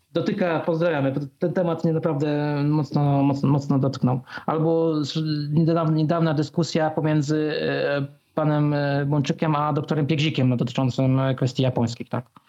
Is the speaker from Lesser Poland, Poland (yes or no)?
no; Bydgoszcz area, Kuyavian-Pomeranian Voivodeship, Poland; pochodzę z, pochodzę z okolic Bydgoszczy